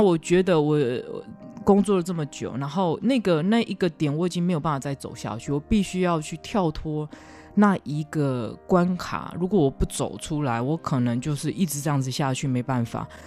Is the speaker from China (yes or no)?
no; Taiwan; 像我们台湾人